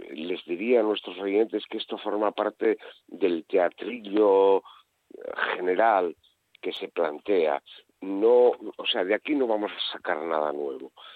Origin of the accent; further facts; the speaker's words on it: Asturias, Spain; yo soy asturiano